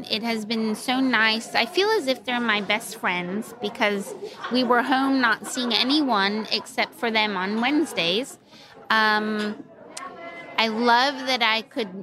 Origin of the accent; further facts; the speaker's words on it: Wake Forest, North Carolina, United States; I'm from Wake Forest, North Carolina